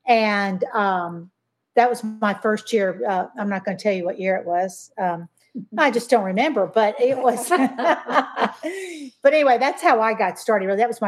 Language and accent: English; Germany; born there; also born or lived in Belgium / Colorado / Nashville; I grew up actually overseas. My dad was in the Air Force, so I spent a lot of my life over there. I was born in Germany and lived in Belgium for 6 years and lived in Colorado for a year, moved back to Nashville